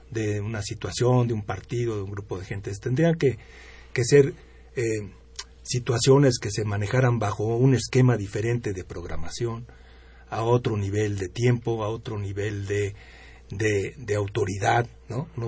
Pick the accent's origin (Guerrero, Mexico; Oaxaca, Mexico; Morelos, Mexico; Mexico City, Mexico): Mexico City, Mexico; bueno, es que yo soy de la Ciudad de México y a mí me encanta y amo la Ciudad de México